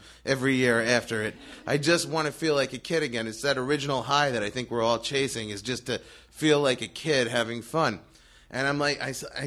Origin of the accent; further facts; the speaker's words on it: New York, United States; moved away as an adult; also born or lived in Long Island; now in Los Angeles, United States; I'm from New York.